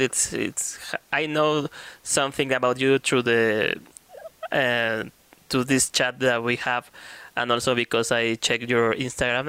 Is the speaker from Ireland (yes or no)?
no; Mexico